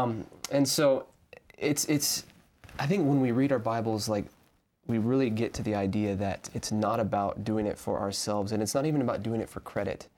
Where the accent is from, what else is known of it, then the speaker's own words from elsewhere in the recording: Arkansas, United States; moved away; I came from Arkansas, so I'm from the South